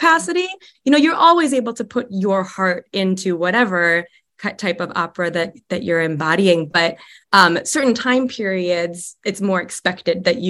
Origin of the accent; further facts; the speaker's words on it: Chicago, Illinois, United States; also born or lived in upstate New York; now in Nebraska, United States; I moved here directly from upstate New York, but I'm from the Chicagoland area originally.